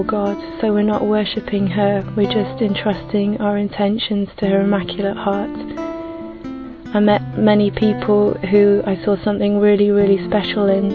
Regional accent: England, United Kingdom; I'm 30 and I'm from England.

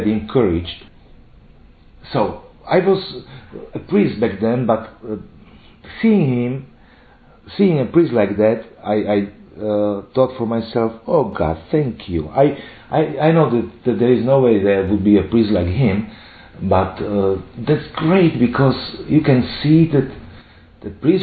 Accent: Slovakia; I'm from Slovakia.

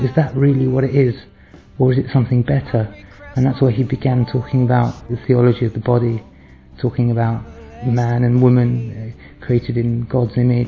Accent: London, United Kingdom; I'm from South London.

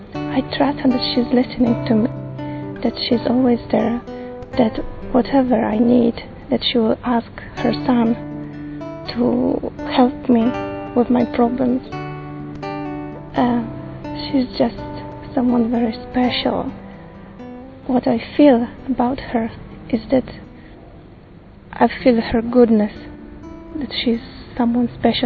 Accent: Poland; I come from Poland. I'm 25.

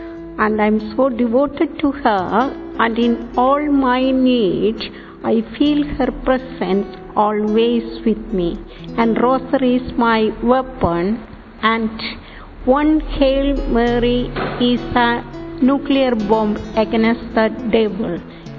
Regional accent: India; I come from India and I love Mother Mary, and Mother Mary is my mother.

